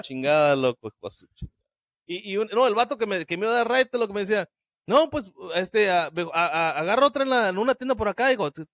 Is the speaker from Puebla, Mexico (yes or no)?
no; Sinaloa, Mexico; now in United States; Yo nací crecí en Sinaloa